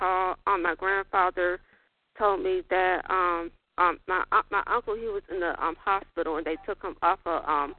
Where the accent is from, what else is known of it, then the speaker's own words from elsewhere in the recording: Maryland, United States; I'm from Maryland.